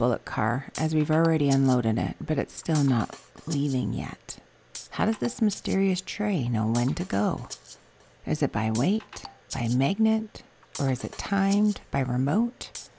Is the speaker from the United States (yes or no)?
no; Western Canada, Canada; we are Western Canadian people.